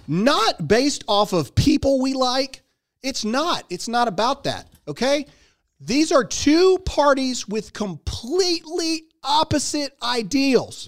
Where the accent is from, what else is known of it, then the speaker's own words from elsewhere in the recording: United States; as an American, as a father, and as a parent